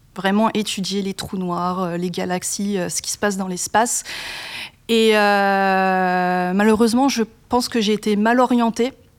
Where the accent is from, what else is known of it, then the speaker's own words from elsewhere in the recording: Grand Est, France; moved away; je viens quand même du Grand Est